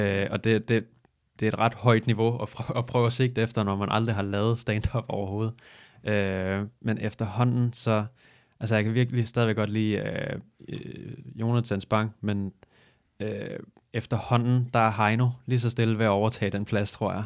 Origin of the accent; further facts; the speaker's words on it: Falster, Zealand, Denmark; Jeg kommer fra Falster